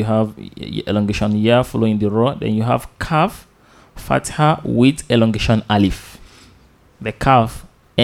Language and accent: English; Nigeria; our country, Nigeria